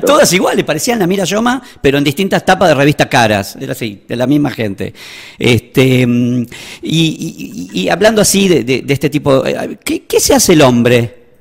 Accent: Buenos Aires, Argentina; also born or lived in Tucumán; now in San Miguel de Tucumán, Argentina; desde que estoy viviendo acá en Tucumán, yo soy de Buenos Aires, así que adopté Tucumán como mi segundo hogar

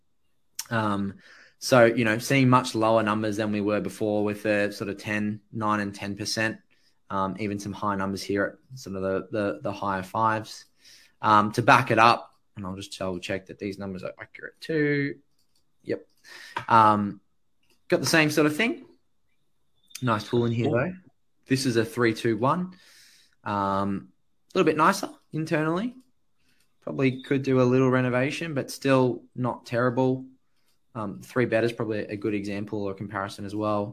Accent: Sydney, New South Wales, Australia; I grew up in the Hills District, so I wasn't too far away.

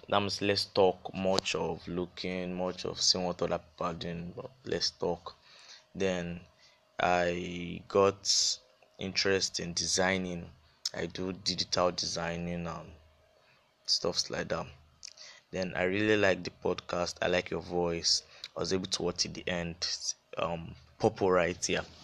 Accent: Akwa Ibom, Nigeria; It's easier to pronounce. I'm also Yoruba side. I'm from Akwa Ibom. My mom's Yoruba. That's the reason for … also. Then I'm a boy. Very dark in complexion.

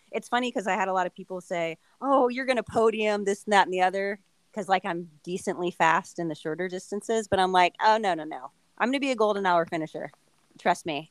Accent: Southern California, United States; moved away as an adult; now in Phoenix, United States; I grew up in Southern California, but once I moved to Arizona to Phoenix area

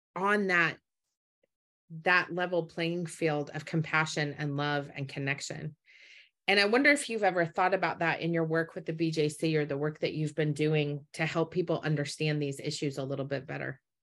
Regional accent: Utah, United States; I grew up in Utah

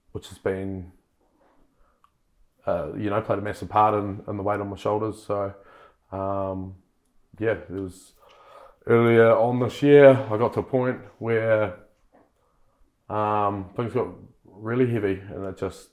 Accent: Kaiapoi, Canterbury, New Zealand; I'm born and bred in Kaipoi to my lovely parents who are still together.

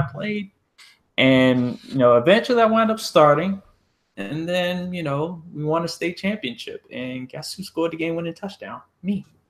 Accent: Columbia, Maryland, United States; where I grew up in Columbia, Maryland

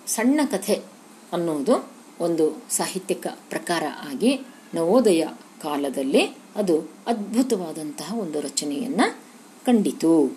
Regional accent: Dharwad / North Karnataka, India; ಈ ನಮ್ಮ ಧಾರವಾಡದ ಅಥವಾ ಉತ್ತರ ಕರ್ನಾಟಕದ ಗ್ರಾಮೀಣ ಬದುಕು

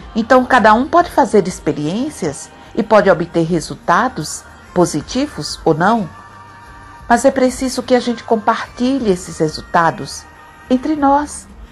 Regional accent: Nossa Senhora do Socorro, Sergipe, Brazil; Eu nasci num povoado muito simples e muito pobre, aqui pertinho de Aracaju, mas que pertence ao município de Nossa Senhora do Socorro

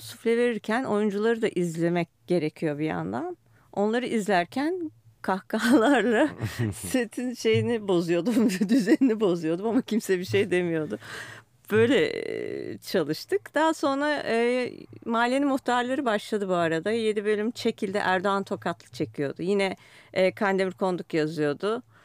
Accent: Istanbul, Turkey; Büyükada'da büyüdüm.

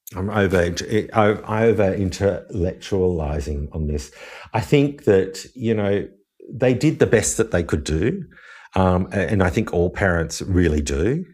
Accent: Wollongong, New South Wales, Australia; also born or lived in Sydney; I grew up in Wollongong

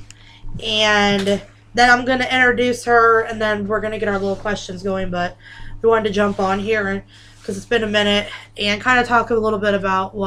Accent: New York, United States; I'm from New York, yous.

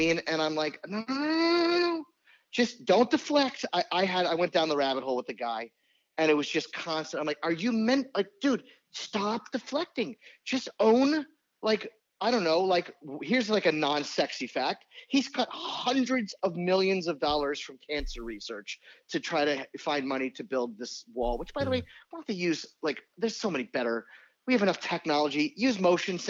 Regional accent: New Orleans, Louisiana, United States; also born or lived in New York; now in Virginia, United States; I'm a Saints fan because I'm from New Orleans

